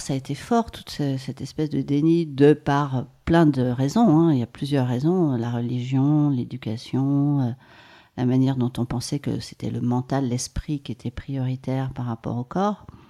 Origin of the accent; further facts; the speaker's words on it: Maurienne, Auvergne-Rhône-Alpes, France; J'ai grandi en Maurienne et je suis née dans les Hautes-Alpes.